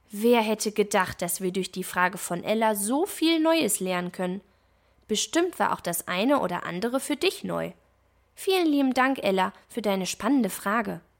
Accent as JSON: {"language": "German", "town": "Münster", "region": "North Rhine-Westphalia", "country": "Germany", "tie": "born or raised there", "said": "Eine davon findet sogar in meiner Heimatstadt Münster statt."}